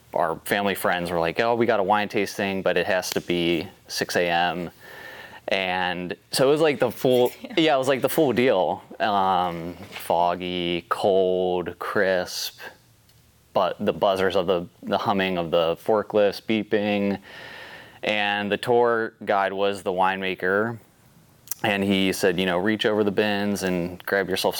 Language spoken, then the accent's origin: English; northern Kentucky, United States; now in Oregon, United States; born and raised in Kentucky, northern Kentucky